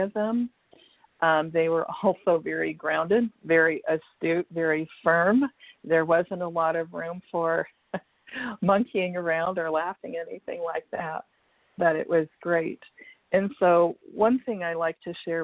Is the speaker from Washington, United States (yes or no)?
yes; Washington, United States; moved away as an adult; also born or lived in California; moved from California back to Washington State, which was my home state.